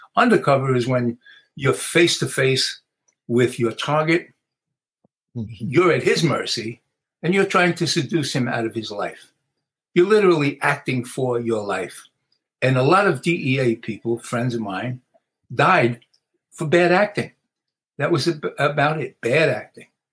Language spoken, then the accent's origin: English; New York City, New York, United States; I grew up in the South Bronx